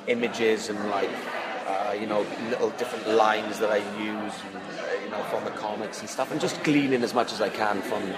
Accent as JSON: {"language": "English", "region": "Wales", "country": "United Kingdom", "moved": "as an adult", "said": "like I'm from Wales, but then I left Wales when I was 19, and then I've travelled, so my accent isn't as thick as it would be if I was still living in Wales."}